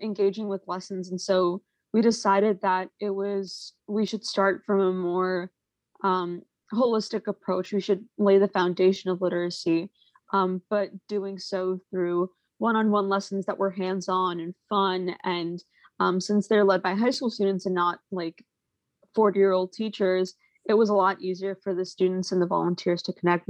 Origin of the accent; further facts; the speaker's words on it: New York, United States; I'm from New York